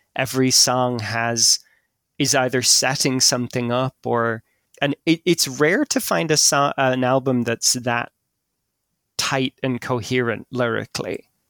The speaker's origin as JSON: {"language": "English", "country": "Ireland", "tie": "born or raised there", "said": "when I was growing up in Ireland"}